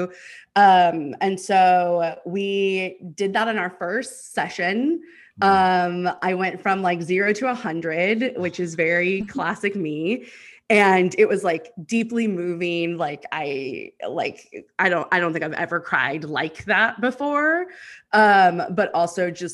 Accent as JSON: {"language": "English", "town": "Houston", "region": "Texas", "country": "United States", "also_born_or_lived": "New Mexico / Los Angeles", "moved": "yes", "lives_now": "Austin, United States", "said": "I'm originally from Houston, and then moved to New Mexico and then moved to Los Angeles. And now I'm back in Texas in Austin"}